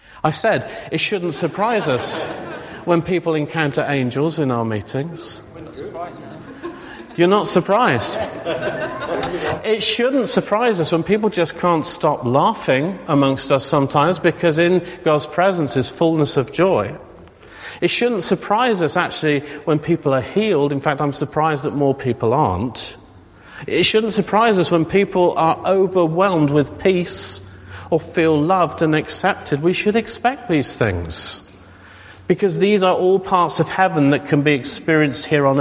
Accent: England, United Kingdom; our own English culture

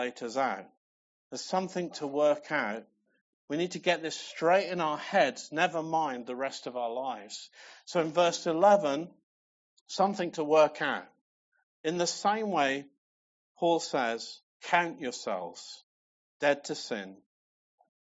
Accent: England, United Kingdom; I'm English

